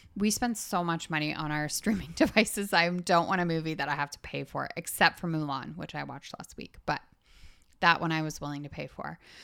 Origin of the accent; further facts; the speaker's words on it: Canada; we are Canadian